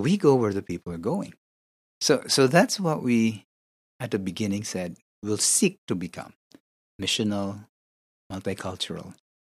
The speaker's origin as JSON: {"language": "English", "country": "Philippines", "said": "I need to think beyond the Philippines. The Filipinos are a good group to begin with. I am Filipino."}